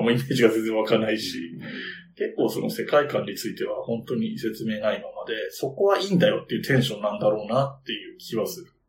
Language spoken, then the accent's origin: Japanese; Yamanashi, Japan; born or raised there